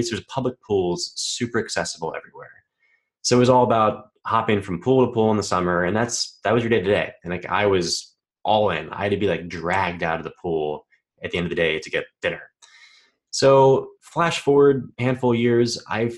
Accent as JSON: {"language": "English", "region": "Texas", "country": "United States", "tie": "born or raised there", "said": "growing up in Texas, I had a pretty easy childhood"}